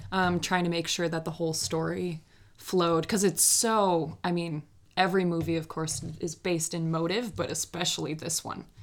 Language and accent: English; Minneapolis, Minnesota, United States; also born or lived in New York; I grew up in Minneapolis